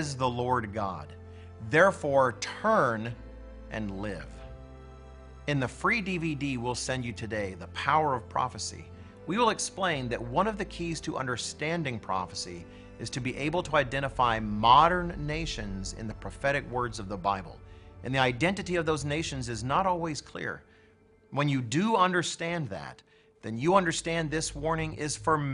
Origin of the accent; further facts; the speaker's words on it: United States; I'm an American